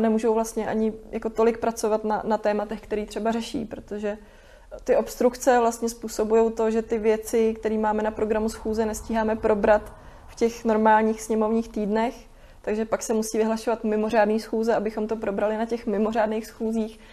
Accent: Kutná Hora, Central Bohemian Region, Czechia; jsem z Kutný hory

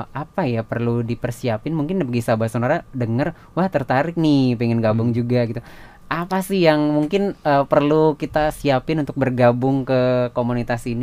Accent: Bali, Indonesia; kita semua dari Bali sih

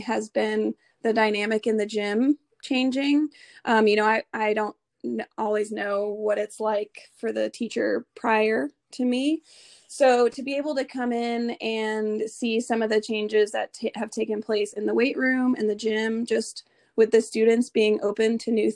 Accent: Atlanta, Georgia, United States; moved away as an adult; also born or lived in South Carolina / Nashville, Tennessee; now in Ohio, United States; I grew up in Atlanta, the suburbs of Atlanta, Georgia

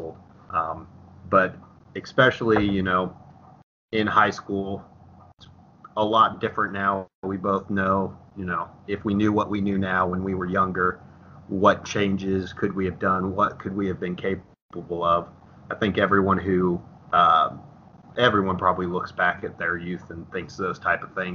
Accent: Dallas Center, Iowa, United States; I'm from Dallas Center Grimes, so Dallas Center was tiny

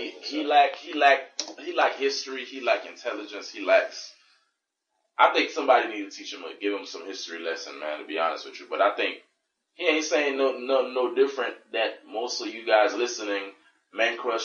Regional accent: Miami, Florida, United States; I'm from Miami, man.

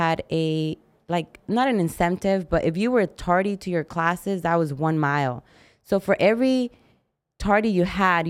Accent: Arizona, United States; English is a second language; also born or lived in Mexico; I moved when I was 8 from Mexico. {S0} Right. {S1} So, I didn't know English. I grew up in Arizona.

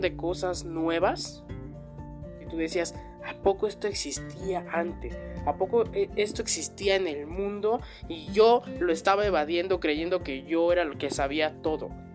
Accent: Mexico; así somos los mexicanos

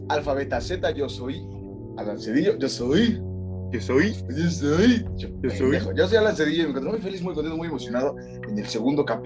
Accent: Mexico

